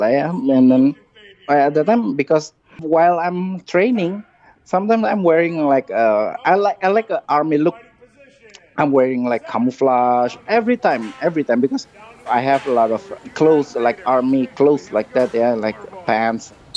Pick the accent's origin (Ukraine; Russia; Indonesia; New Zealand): Indonesia; English is a second language; moved away as an adult; also born or lived in Hawaii; I'm Indonesian commando. I'm from Indonesia